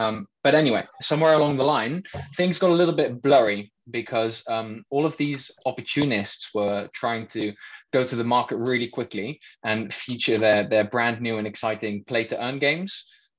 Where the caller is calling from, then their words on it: Netherlands; I'm joining in from the Netherlands